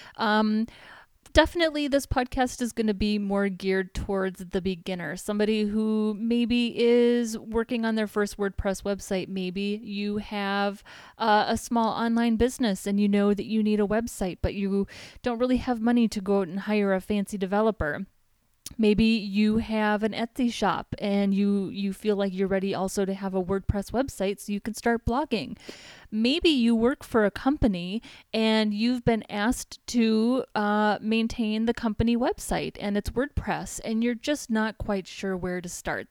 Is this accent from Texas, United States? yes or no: no; Minneapolis, Minnesota, United States; moved away as an adult; now in San Diego, United States; I'm from Minneapolis, Minnesota.